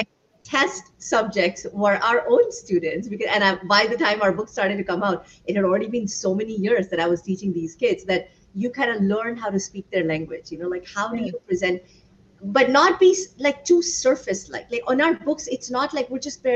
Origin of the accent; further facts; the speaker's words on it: India; moved away as an adult; So my husband and I both were born and raised in India. I left at the age of 21 for university